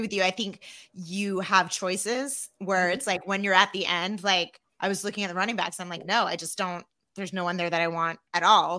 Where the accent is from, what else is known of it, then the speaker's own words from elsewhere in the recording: Arizona, United States; I'm from Arizona